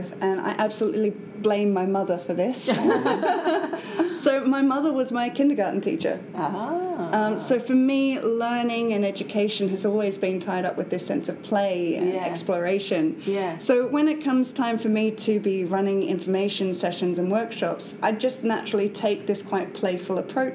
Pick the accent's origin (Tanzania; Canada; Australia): Australia; accent: Australian; moved away as an adult; now in Edinburgh, United Kingdom; I'm from Australia.